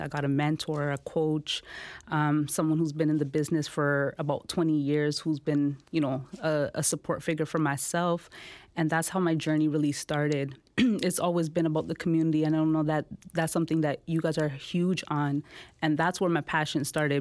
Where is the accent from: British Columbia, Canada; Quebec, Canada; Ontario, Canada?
Ontario, Canada; Toronto; also born or lived in India; I, I grew up in the Jane and Finch community.